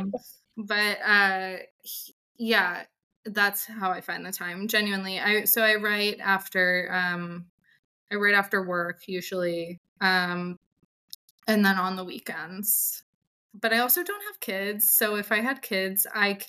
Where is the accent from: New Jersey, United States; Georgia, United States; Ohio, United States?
Georgia, United States; Atlanta; I am from Atlanta